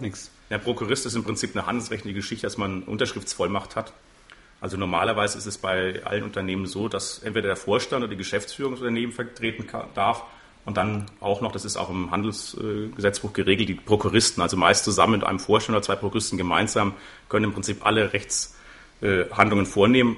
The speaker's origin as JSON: {"language": "German", "town": "Würzburg", "region": "Bavaria", "country": "Germany", "tie": "born or raised there", "also_born_or_lived": "England", "said": "der Sandau geboren, der Sandau groß geworden, wohne auch noch in der Sanderau"}